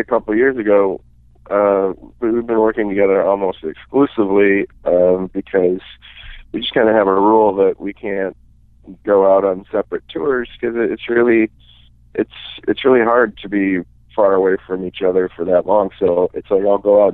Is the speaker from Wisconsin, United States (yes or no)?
yes; Menomonie, Wisconsin, United States; moved away as an adult; now in Minneapolis, United States; I'm from western Wisconsin in a town called Menominee.